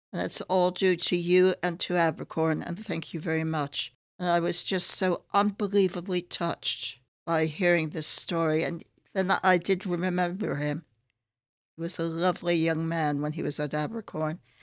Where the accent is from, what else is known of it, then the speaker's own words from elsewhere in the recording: San Francisco, California, United States; moved away as an adult; also born or lived in New York / Boston, Massachusetts; now in London, United Kingdom; spent part of my childhood in a suburb of San Francisco